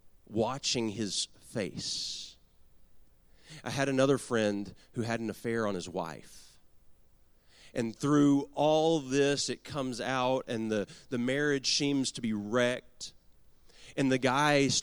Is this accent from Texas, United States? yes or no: yes; Garland, Texas, United States; I was born and raised in Garland, Texas.